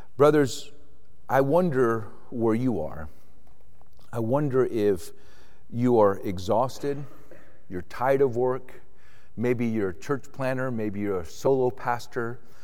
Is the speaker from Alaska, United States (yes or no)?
no; Avon Park, Florida, United States; also born or lived in Puerto Rico; I grew up in Puerto Rico, Roman Catholic, so didn't have any experiences. But when I was eight years old, we moved to Florida, to Central Florida, and we moved to a part of Florida, a little town called Avon Park